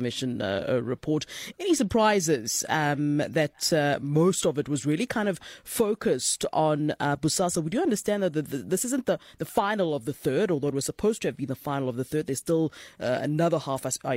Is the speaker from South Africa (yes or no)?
yes; South Africa; me as a South African